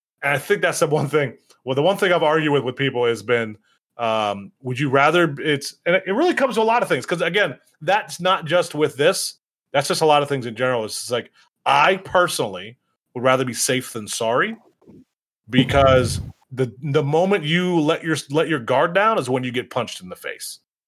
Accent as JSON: {"language": "English", "region": "Michigan", "country": "United States", "said": "Mark knows. I'm from Michigan. Michigan's the same fucking way."}